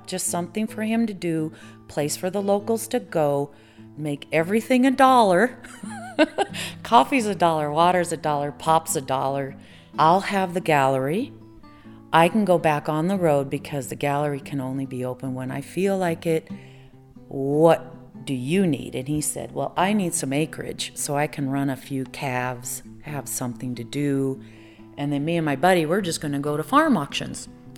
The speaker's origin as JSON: {"language": "English", "region": "Nebraska", "country": "United States", "moved": "yes", "said": "I'm originally from Nebraska"}